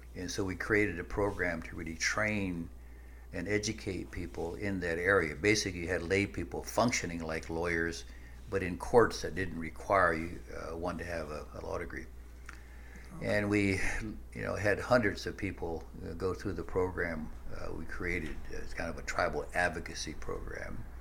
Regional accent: Nebraska, United States; I grew up in the midwest and in uh, nebraska

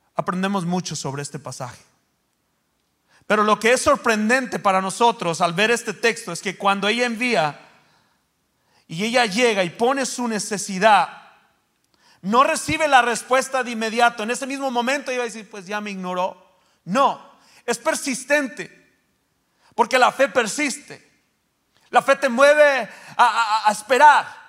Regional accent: Mexico; yo soy de México

